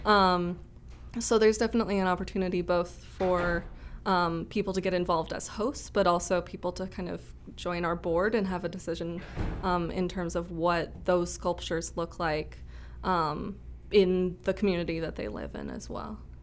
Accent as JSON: {"language": "English", "town": "Rochester", "region": "Minnesota", "country": "United States", "also_born_or_lived": "Saint Cloud, Minnesota / Mankato, Minnesota", "moved": "as an adult", "said": "I'm from Rochester originally"}